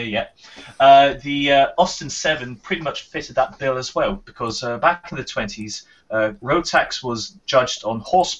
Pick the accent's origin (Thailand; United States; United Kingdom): United Kingdom; we're British